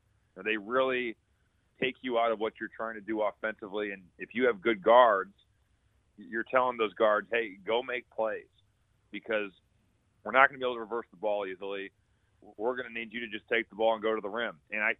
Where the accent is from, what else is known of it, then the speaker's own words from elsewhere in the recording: Indiana, United States; now in Chicago, United States; I'm from Indiana. I live in Chicago.